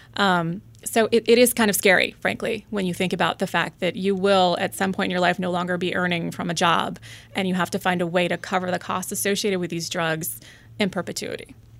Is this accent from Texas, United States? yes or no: no; Springfield, Virginia, United States; I grew up in Springfield, Virginia